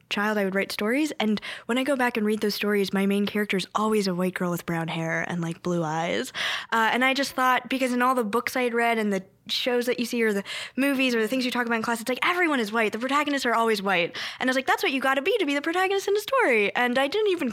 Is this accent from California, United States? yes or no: yes; Bay Area, California, United States; first language Korean; English is a second language; moved away as an adult; I loved growing up in the Bay Area.